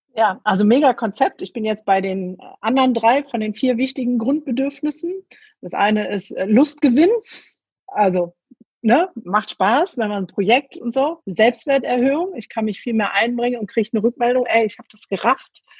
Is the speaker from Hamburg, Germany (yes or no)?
no; Ruhr area, North Rhine-Westphalia, Germany; Ich komme aus dem Pott